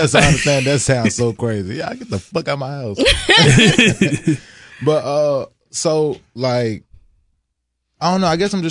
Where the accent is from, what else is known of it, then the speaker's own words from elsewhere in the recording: Louisiana, United States; I'm from Louisiana